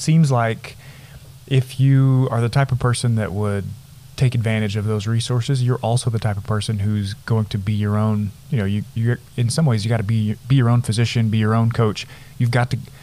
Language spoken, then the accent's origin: English; Nazareth, Texas, United States; growing up in the Panhandle in a town of a few hundred people